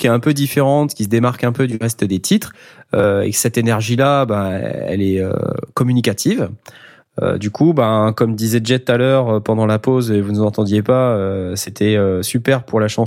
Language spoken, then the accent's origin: French; France; moved away; also born or lived in London; on est, on est des Français